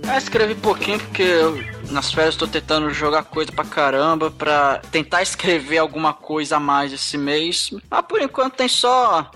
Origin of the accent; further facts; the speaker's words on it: Brazil; eu sou brasileiro